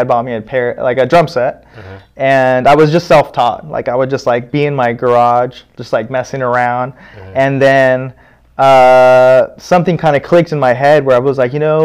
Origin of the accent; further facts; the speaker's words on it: Palm Springs, California, United States; I was born in Palm Springs